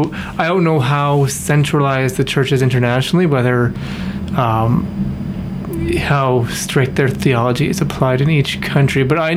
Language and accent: English; Winnipeg, Manitoba, Canada; I'm from Winnipeg